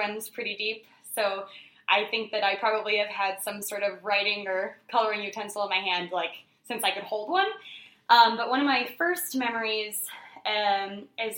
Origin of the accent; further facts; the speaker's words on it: Fort Wayne, Indiana, United States; I am from here in Fort Wayne, born and bred.